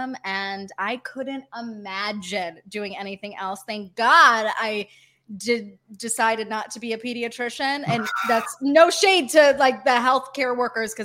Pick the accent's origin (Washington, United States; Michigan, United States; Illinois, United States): Michigan, United States; Detroit; moved away as an adult; now in Los Angeles, United States; I was born and raised in Metro Detroit.